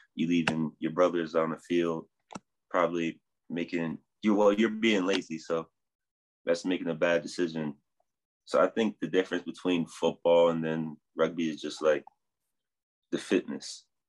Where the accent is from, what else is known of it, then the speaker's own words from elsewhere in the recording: New Jersey, United States; now in Denver, United States; I'm originally from New Jersey